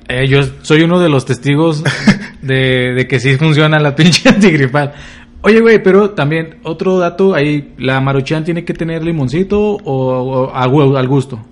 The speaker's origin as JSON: {"language": "Spanish", "region": "Durango", "country": "Mexico", "tie": "born or raised there", "moved": "yes", "said": "Fui a mi tierra natal, Durango"}